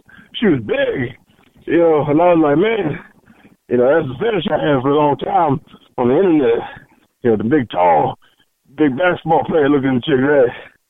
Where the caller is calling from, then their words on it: Point Blank, Mississippi, United States; I'm calling from Point Blank, Mississippi, okay?